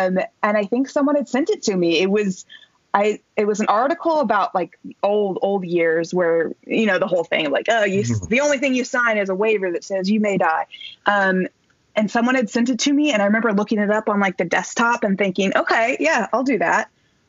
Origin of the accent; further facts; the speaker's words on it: Midwest, United States; I mean, I grew up in the Midwest, so I think that's the training.